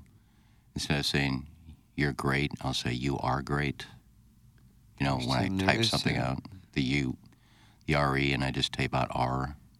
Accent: St. Louis, Missouri, United States; also born or lived in Bermuda

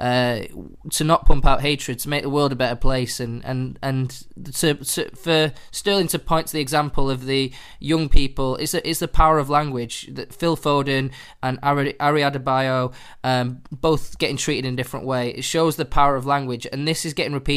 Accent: Manchester, North West England, United Kingdom; I'm from Manchester, so I played for a team called Swinton Boys, a small town in Salford

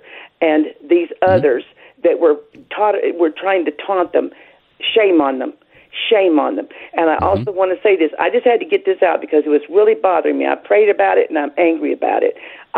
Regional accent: Kentucky, United States; I am from Kentucky.

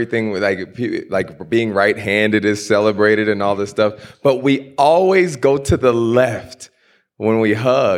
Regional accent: Houston, Texas, United States; The last slaves were in Galveston, which is right outside of where I grew up in Houston.

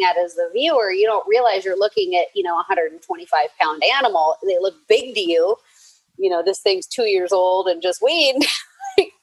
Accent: Eugene, Oregon, United States; I was born in Eugene

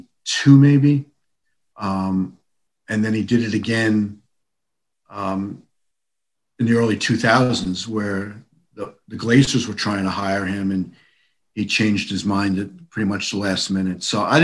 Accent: New York, United States; also born or lived in Dallas; I spent 8 years in Dallas, and I'm from New York, but I went to Dallas for 8 years

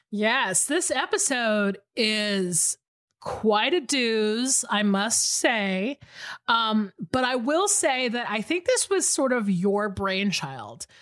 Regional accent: Atlanta, Georgia, United States; moved away; I'm actually in Atlanta, Georgia right now, my hometown.

